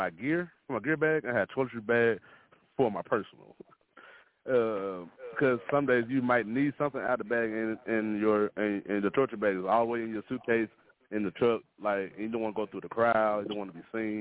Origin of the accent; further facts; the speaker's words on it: Mississippi, United States; moved away as an adult; also born or lived in Dallas; now in Oklahoma, United States; Mississippi is my home state, and I truly love it. It made me who I am.